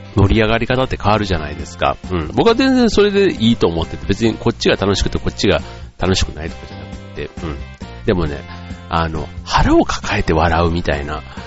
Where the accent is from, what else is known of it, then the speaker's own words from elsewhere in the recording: Osaka, Japan; 自分のね、出身地というか、僕なんか大阪出身で